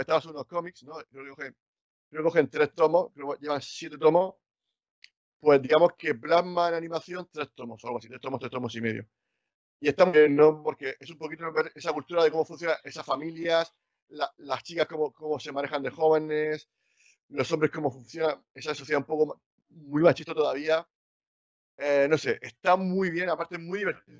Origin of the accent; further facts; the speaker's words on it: Cartagena, Region of Murcia, Spain; yo soy de Cartagena